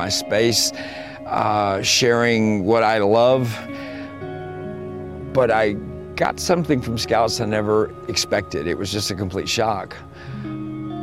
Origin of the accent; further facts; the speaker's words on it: Sand Springs, Oklahoma, United States; I am from Sand Springs, Oklahoma